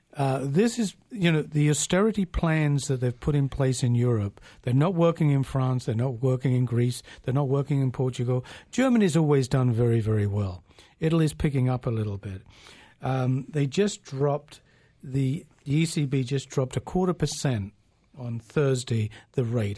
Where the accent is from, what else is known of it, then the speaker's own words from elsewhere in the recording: England, United Kingdom; now in Canada; we used to have a saying in England, I'm originally from England